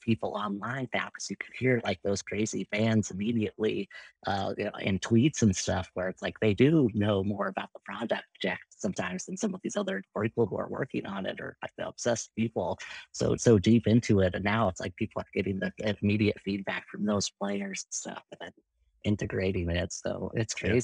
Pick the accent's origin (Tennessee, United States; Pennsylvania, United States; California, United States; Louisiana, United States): California, United States; Irvine; went to a junior college in Irvine, where I grew up in Southern California